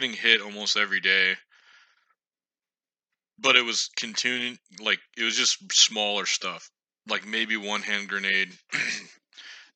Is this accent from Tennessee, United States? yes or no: no; Indiana, United States; moved away; my home state of Indiana